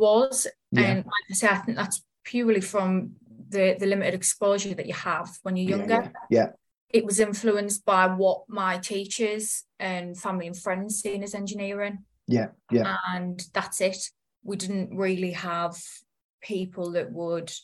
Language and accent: English; the Northeast, North East England, United Kingdom; moved away as an adult; I'm from the Northeast, and it's very, where I live is very industrial